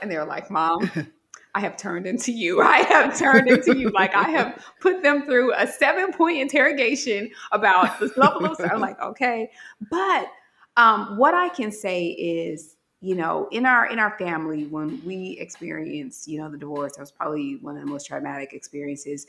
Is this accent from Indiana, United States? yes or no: yes; Gary, Indiana, United States; moved away as an adult; Certainly I could have went back home to Gary